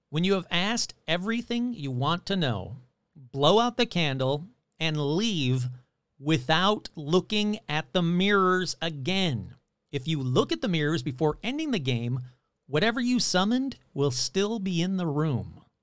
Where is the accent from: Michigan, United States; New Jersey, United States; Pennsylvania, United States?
Michigan, United States; Detroit; growing up in Detroit